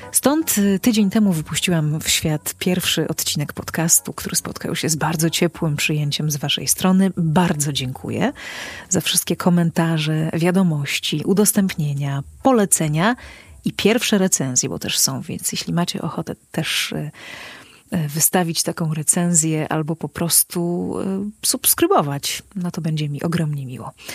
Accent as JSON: {"language": "Polish", "region": "Podlaskie Voivodeship", "country": "Poland", "said": "u nas na Podlasiu najczęściej się śpiewa"}